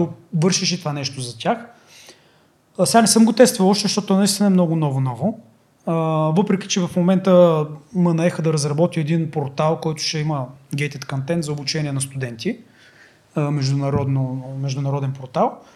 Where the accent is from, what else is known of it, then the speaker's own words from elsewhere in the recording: Bulgaria; Ние сме българи